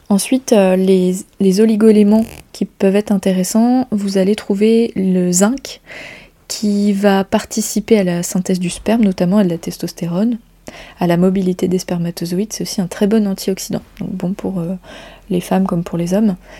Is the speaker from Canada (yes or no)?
no; Brittany, France; chez nous en Bretagne